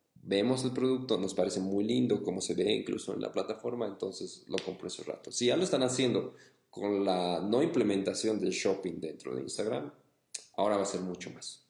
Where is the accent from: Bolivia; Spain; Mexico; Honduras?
Bolivia; mi país, en Bolivia